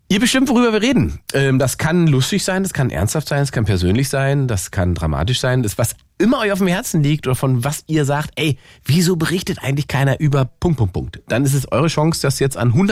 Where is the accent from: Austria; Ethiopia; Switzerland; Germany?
Germany; Cologne, North Rhine-Westphalia; Hallo Ingmar, ich bin aus Köln. Aus Köln